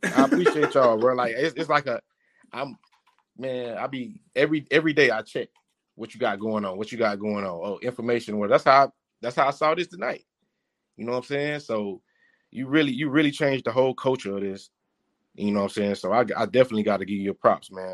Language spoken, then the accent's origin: English; Miami, Florida, United States; I'm from Liberty City. I played at Miami High